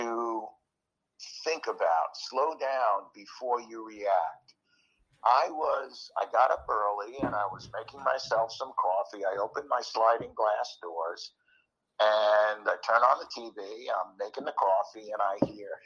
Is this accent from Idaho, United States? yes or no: no; New York, United States; moved away; I grew up in New York